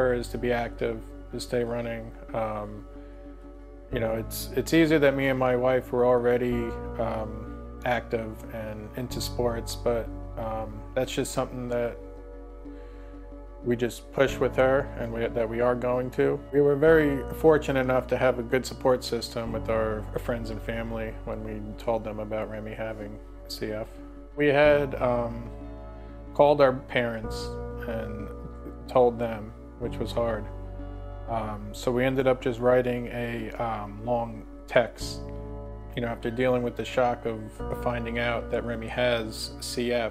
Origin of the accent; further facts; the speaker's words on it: Baiting Hollow, New York, United States; I grew up in Bating Hollow, New York